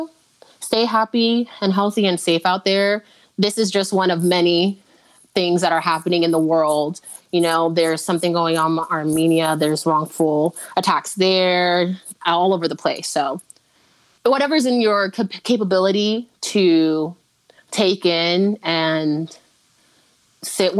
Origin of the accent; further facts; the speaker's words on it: Nigeria; now in United States; I am Nigerian